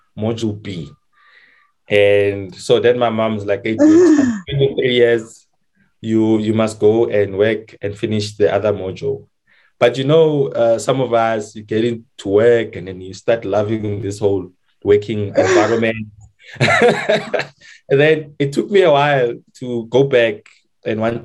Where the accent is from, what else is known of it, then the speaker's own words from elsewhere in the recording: Winterveld, South Africa; And so I grew up in Winterfeld.